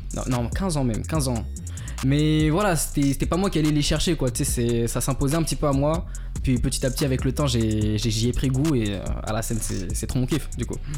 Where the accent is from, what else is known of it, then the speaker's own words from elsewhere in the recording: Madagascar; also born or lived in Val-d'Oise, France; je suis malgache.